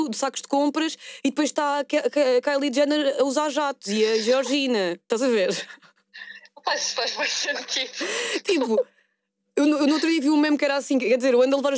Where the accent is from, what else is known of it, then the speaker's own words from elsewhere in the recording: Porto, Norte, Portugal; Sou do Porto.